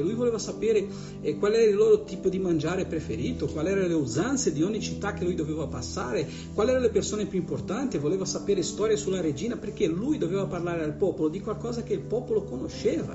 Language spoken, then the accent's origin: Italian; Bergamo, Lombardy, Italy; io che sono di Bergamo